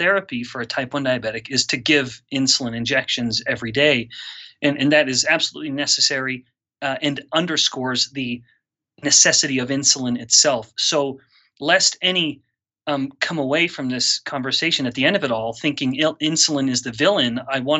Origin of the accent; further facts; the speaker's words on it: Canada; moved away as an adult; also born or lived in Singapore; now in Utah, United States; I'm a Canadian originally, so a Commonwealth boy myself.